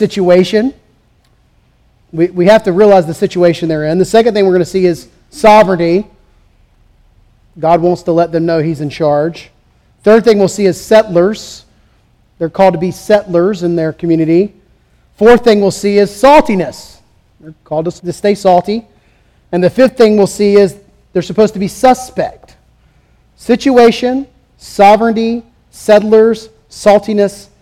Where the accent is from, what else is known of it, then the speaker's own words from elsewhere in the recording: the South, United States; also born or lived in California; as a Southerner